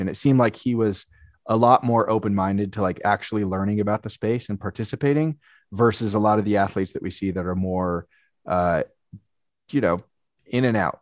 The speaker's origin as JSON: {"language": "English", "area": "Marin County, Bay Area", "region": "California", "country": "United States", "tie": "born or raised there", "said": "I grew up in the Bay Area"}